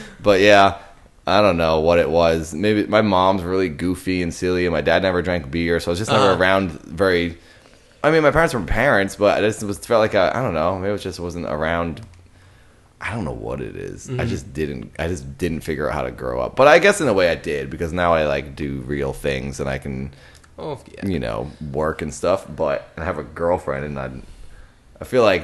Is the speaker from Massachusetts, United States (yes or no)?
yes; Massachusetts, United States; We're from Massachusetts